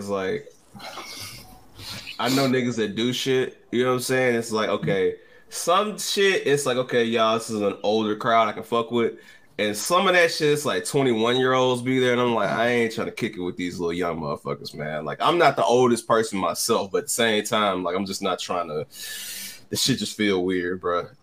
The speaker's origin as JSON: {"language": "English", "town": "Memphis", "region": "Tennessee", "country": "United States", "said": "I'm from Memphis"}